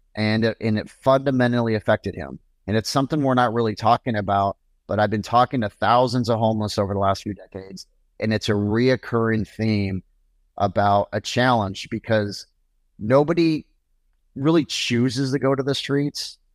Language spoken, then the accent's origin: English; Portland, Oregon, United States; Portland, Oregon, which is my hometown